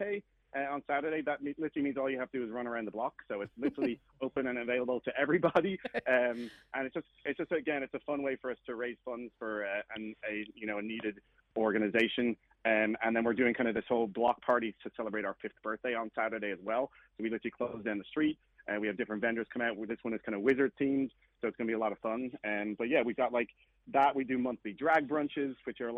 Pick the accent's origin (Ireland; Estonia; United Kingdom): Ireland; Dublin, Leinster; moved away as an adult; I'm from Dublin, Ireland originally, and I moved here in 2008.